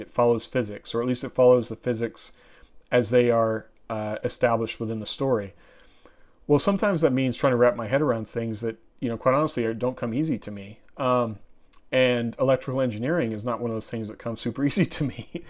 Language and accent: English; Oregon, United States; I grew up in Oregon and I grew up out in the woods